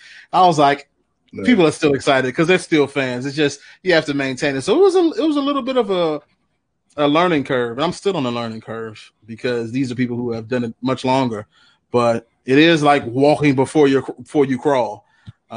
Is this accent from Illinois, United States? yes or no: yes; Chicago, Illinois, United States; I'm born and raised on the South Side